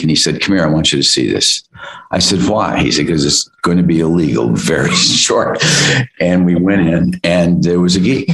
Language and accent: English; Midwest, United States; I come from the Midwest